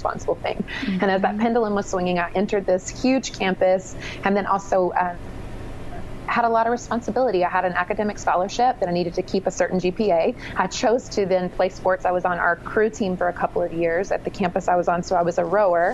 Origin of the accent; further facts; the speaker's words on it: United States; moved away as an adult; also born or lived in Triad area, North Carolina; I left my hometown for college, and the summer before I left for college, I went to school in the Triad area. So I didn't go very far, just a couple of hours south in North Carolina